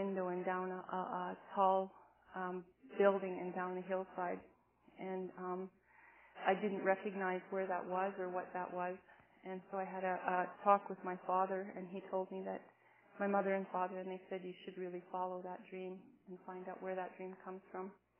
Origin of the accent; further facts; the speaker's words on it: Cardston area, Alberta, Canada; I've always lived in the area that my people have been